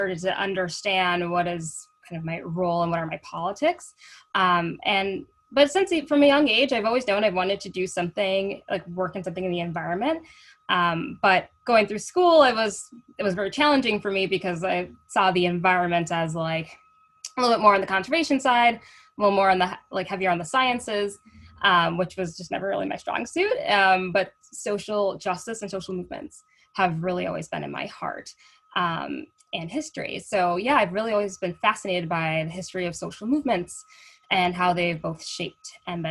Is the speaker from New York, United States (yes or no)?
no; St. Paul, Minnesota, United States; growing up in Minnesota, as a Black girl in Minnesota, growing up in St. Paul